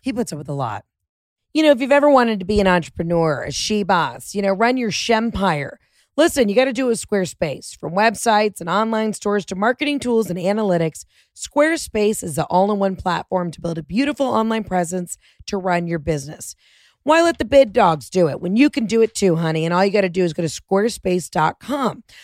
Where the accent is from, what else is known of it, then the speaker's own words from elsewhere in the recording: Atlanta, Georgia, United States; moved away; Born and raised in Atlanta.